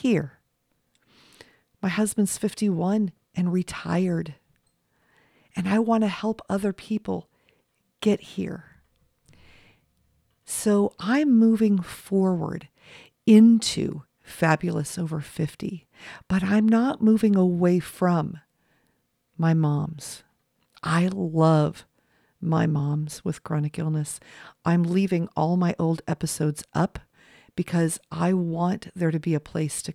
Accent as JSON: {"language": "English", "town": "Los Angeles", "region": "California", "country": "United States", "tie": "born or raised there", "said": "I was raised in Los Angeles."}